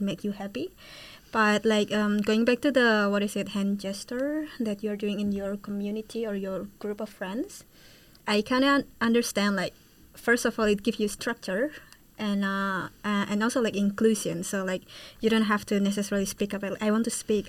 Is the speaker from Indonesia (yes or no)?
yes; Indonesia; moved away as an adult; now in Utrecht, Netherlands; I'm from Indonesia and I'm studying international management in Utrecht University